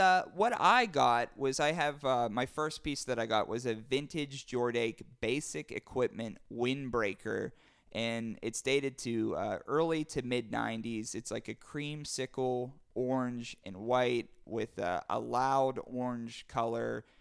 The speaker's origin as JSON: {"language": "English", "town": "Pittsburgh", "region": "Pennsylvania", "country": "United States", "tie": "born or raised there", "said": "born and raised in Pittsburgh"}